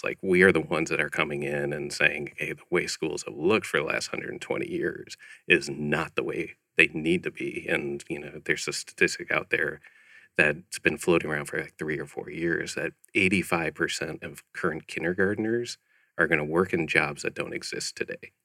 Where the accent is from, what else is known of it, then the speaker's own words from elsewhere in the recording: Chicago, Illinois, United States; moved away as an adult; also born or lived in Ohio; now in Scottsdale, United States; I grew up in Chicago area